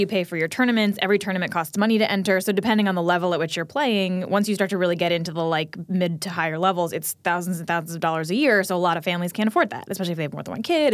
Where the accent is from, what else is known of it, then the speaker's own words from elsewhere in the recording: New Jersey, United States; I grew up in New Jersey, like, going to Metro Stars games